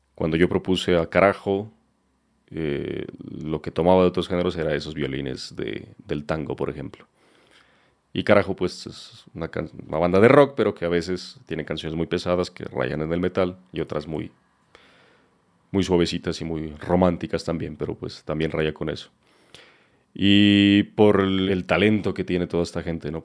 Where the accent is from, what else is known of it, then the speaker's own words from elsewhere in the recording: Pasto, Nariño, Colombia; el Carnaval de mi tierra, el Carnaval de Negros y Blancos